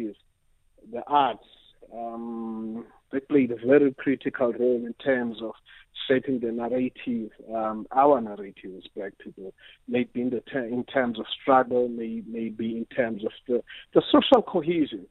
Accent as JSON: {"language": "English", "area": "Transkei", "region": "Eastern Cape", "country": "South Africa", "tie": "born or raised there", "also_born_or_lived": "Diepkloof, Johannesburg", "moved": "yes", "said": "I come from the Transkei, you know. Back then for me, the Transkei was a symbol of black pride, black achievement, and all of that, because I grew up seeing all these black people doing"}